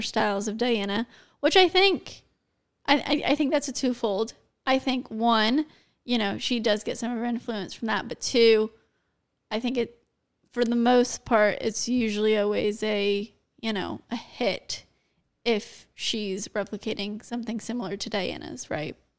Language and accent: English; United States; I'm American